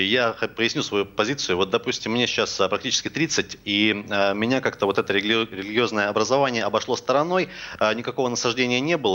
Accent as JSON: {"language": "Russian", "country": "Russia", "said": "Я все-таки считаю, хоть я сам татарин, будучи человеком религиозным, если бы я им был, вернее."}